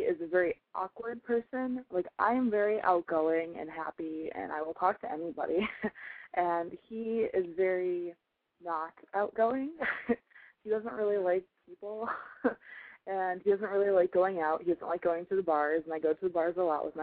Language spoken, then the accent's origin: English; Chicago, Illinois, United States; I'm 21 years old, and I'm obviously from Chicago